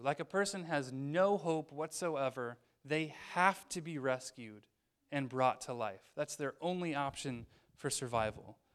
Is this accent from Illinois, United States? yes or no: yes; Illinois, United States; moved away as an adult; also born or lived in northern Wisconsin; I'm from Illinois